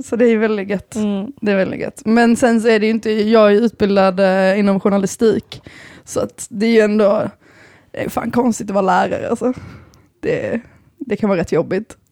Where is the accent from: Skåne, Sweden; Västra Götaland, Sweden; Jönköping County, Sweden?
Skåne, Sweden; Bjärred; also born or lived in Lund; jag kommer från Bjärred